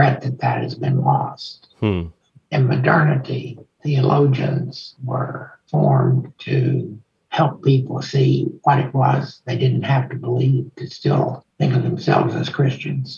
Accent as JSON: {"language": "English", "region": "Texas", "country": "United States", "said": "I'm a Texan"}